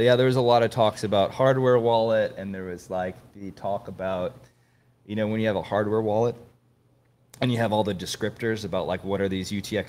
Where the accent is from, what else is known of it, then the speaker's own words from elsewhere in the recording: London, United Kingdom; You're not an Austin guy, right? No, I'm from London.